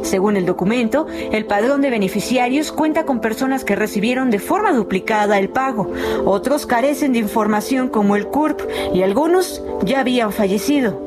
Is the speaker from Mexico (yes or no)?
yes; Oaxaca, Mexico; Soy de Oaxaca, mi mamá es de Oaxaca y, aquí vivimos en Chimaluaca